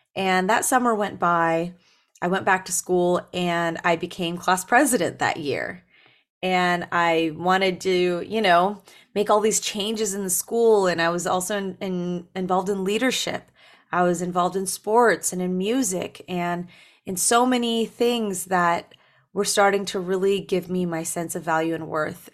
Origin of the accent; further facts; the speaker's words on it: Berrien Springs, Michigan, United States; moved away; I was born in Berrien Springs, Michigan